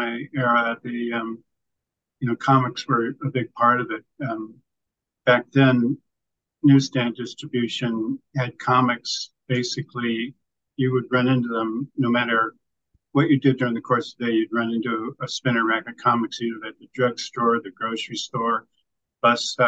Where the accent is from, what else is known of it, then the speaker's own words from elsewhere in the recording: Northern California, United States; moved away as an adult; I was raised in the Northern California suburbs